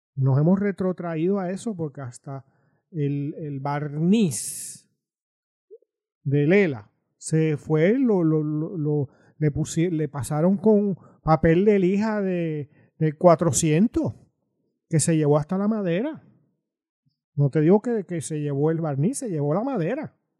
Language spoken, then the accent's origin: Spanish; Puerto Rico; somos puertorriqueños